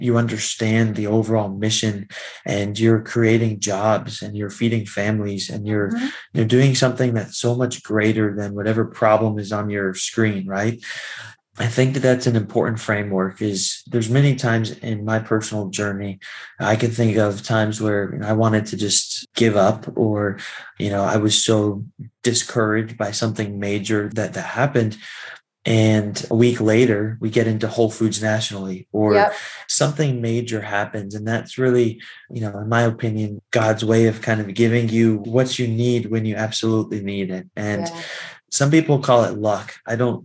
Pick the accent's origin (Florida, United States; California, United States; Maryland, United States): Florida, United States; moved away as an adult; also born or lived in Washington, D.C. area; as I got older, I moved to the DC area. I'm originally from Florida.